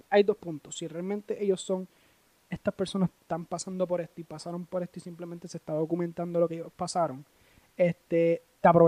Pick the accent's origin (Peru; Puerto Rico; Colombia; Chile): Puerto Rico; lo que somos nosotros los puertorriqueños, lo que vivimos, lo que pensamos, lo que creemos y lo que sufrimos.